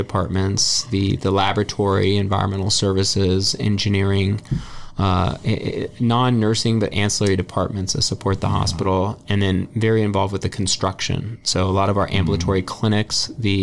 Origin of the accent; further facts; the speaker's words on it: Ventura, California, United States; also born or lived in Santa Barbara; I grew up in Ventura.